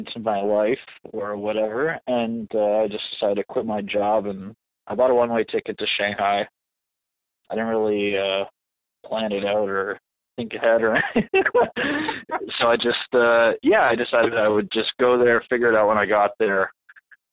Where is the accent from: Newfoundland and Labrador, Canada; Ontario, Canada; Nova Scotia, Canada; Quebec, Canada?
Ontario, Canada; Toronto; I'm from Toronto